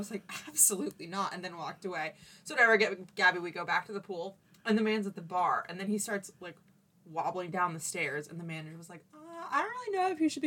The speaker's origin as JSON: {"language": "English", "town": "Boston", "region": "Massachusetts", "country": "United States", "said": "Yeah, I'm like, sir, I am from Boston."}